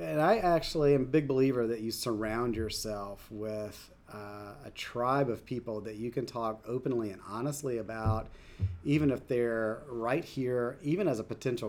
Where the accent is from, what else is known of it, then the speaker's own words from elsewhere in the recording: Southeast, United States; And growing up in the South, growing up in the Southeast, I knew nothing about it.